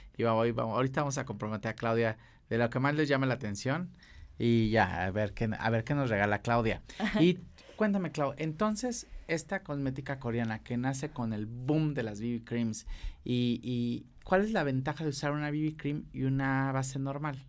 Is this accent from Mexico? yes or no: yes; Acapulco, Guerrero, Mexico; yo soy de Pacífico, yo soy de Acapulco